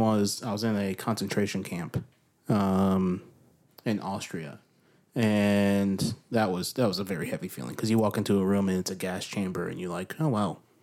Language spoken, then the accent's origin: English; New York, United States; now in Nashville, United States; I came from a small town in New York.